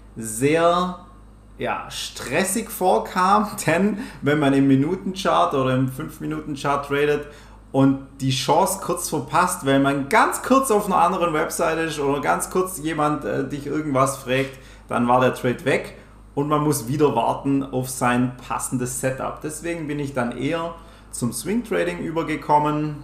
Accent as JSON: {"language": "German", "area": "Swabia", "region": "Baden-Württemberg", "country": "Germany", "accent": "Swabian", "said": "ich komme aus dem Schwabenländle. Vielleicht hört man es auch ab und zu."}